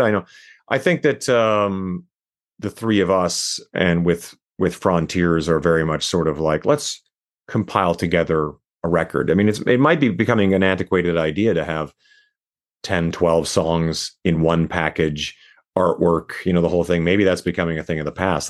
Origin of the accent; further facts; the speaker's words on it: Canada; now in Las Vegas, United States; my place that I was born in Canada